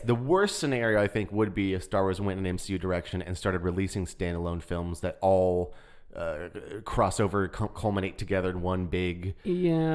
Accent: Texas, United States; I'm from Texas.

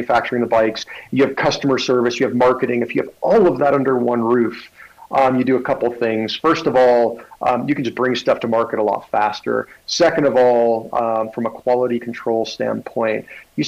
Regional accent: Little Rock, Arkansas, United States; we're both from Arkansas

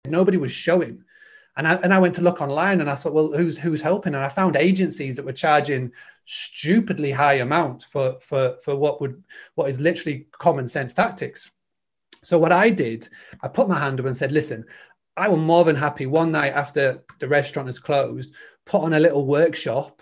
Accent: Scarborough, Yorkshire and the Humber, United Kingdom; I'm from a little town called Scarborough in, in, in the U K. It's the northeast.

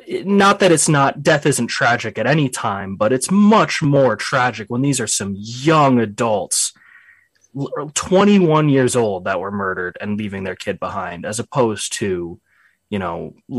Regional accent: England, United Kingdom; I mean, we're English people.

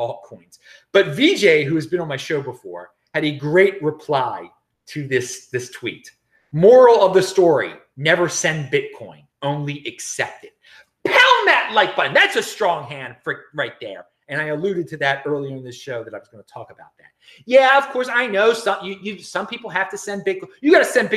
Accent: Baltimore, Maryland, United States; moved away; also born or lived in Los Angeles; I'm originally from Baltimore, and I will be visiting my family in Baltimore

